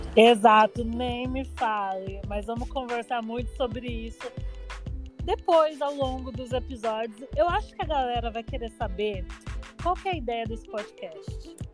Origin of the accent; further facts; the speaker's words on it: Barueri, São Paulo, Brazil; Eu sou natural de Barueri, São Paulo, Zona Oeste.